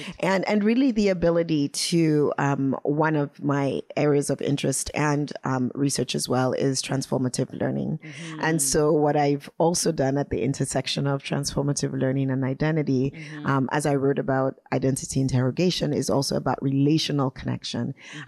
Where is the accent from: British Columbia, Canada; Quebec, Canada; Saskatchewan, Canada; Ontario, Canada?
British Columbia, Canada; Vancouver; And I say, you know, Vancouver, Canada. And they go, oh no, where are you really from? Where's your family from? At this point, I often smile and answer the question and say, oh yeah, I'm also from Sierra Leone, Freetown.